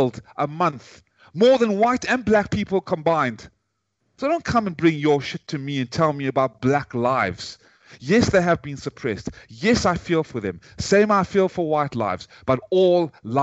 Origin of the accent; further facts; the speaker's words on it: South Africa; accent: British accent or a South African one; also born or lived in Ukraine; now in United States; as a South African, raised in South Africa, born in South Africa and raised in America